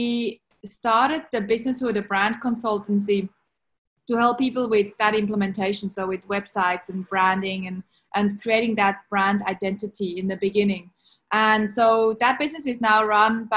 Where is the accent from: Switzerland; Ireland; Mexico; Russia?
Switzerland; English is a second language; moved away as an adult; now in Sydney, Australia; growing up in Switzerland, I didn't have ocean.